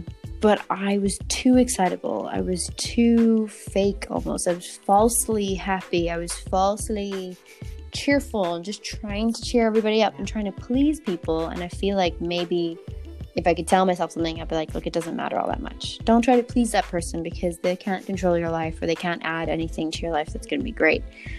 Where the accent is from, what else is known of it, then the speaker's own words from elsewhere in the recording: South Africa; also born or lived in Ireland; So I'm from South Africa, but I'm also from Southern Ireland, so that could work.